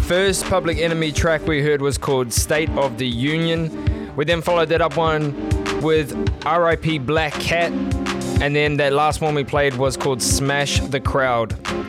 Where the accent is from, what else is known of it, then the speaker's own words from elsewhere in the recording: Auckland, New Zealand; now in Melbourne, Australia; Auckland, New Zealand, my hometown